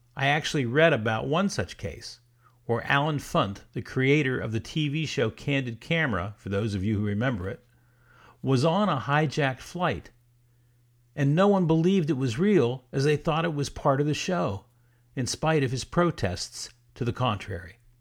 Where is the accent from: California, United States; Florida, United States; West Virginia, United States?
Florida, United States; South; I grew up in South Florida in the sixties and seventies